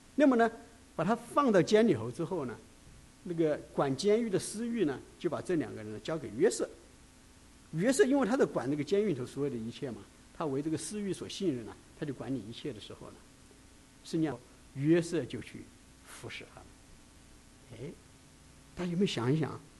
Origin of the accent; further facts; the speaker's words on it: China; 为什么会集中到犹太人，而不是集中到我们中国人呢？